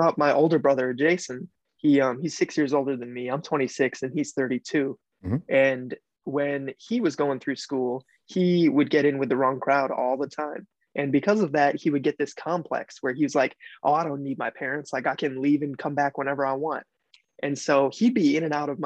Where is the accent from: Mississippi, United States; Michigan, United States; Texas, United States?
Michigan, United States; Adrian; also born or lived in Jackson, Michigan; we were all growing up in Adrian, Michigan, so that's where everything started up